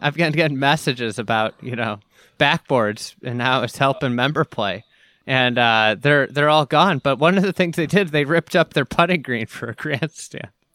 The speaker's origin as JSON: {"language": "English", "town": "Chicago", "region": "Illinois", "country": "United States", "tie": "born or raised there", "said": "this is my hometown event"}